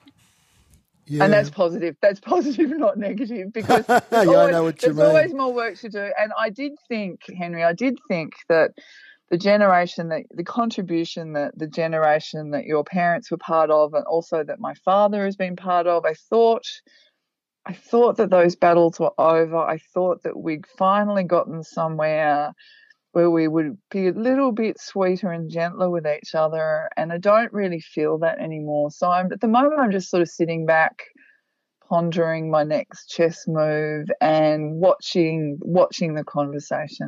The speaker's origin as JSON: {"language": "English", "country": "Australia", "tie": "born or raised there", "said": "I was born in Australia"}